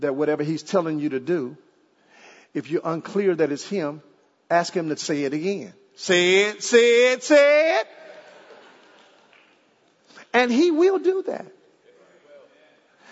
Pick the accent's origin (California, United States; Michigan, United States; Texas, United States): Texas, United States; Dallas; also born or lived in Jamaica / Ohio; now in Arlington, United States; I'm from Dallas